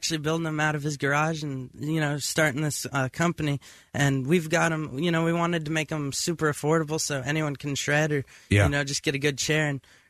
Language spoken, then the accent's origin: English; Las Vegas, Nevada, United States; From Las Vegas.